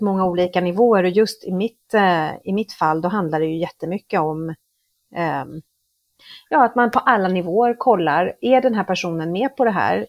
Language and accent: Swedish; Stockholm, Stockholm County, Sweden; moved away as an adult; now in Mexico; Jag är född och uppvuxen i Stockholm men har bott i Mexiko i snart 20 år